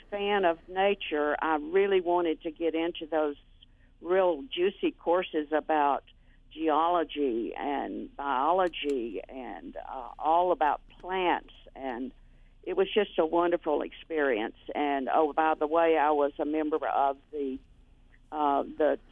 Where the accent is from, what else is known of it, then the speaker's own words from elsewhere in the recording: North Alabama, United States; I grew up in North Alabama near the Tennessee state line, and I grew up on a cotton farm